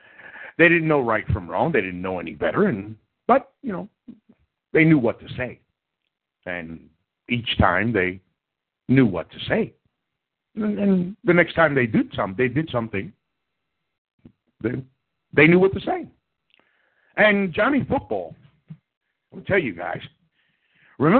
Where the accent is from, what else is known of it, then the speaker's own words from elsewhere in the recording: New York City, New York, United States; I am from New York City